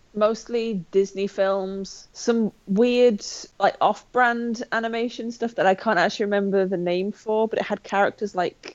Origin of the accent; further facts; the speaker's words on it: Skelmersdale, North West England, United Kingdom; I grew up in the northwest of England, about an hour away from, from both Liverpool and Manchester